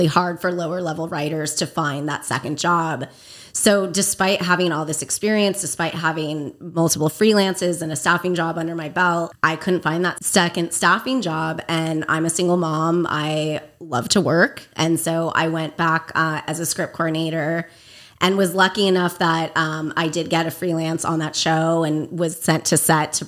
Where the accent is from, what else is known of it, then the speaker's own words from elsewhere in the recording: Agoura Hills, California, United States; also born or lived in Los Angeles, California; I grew up Agoura Hills area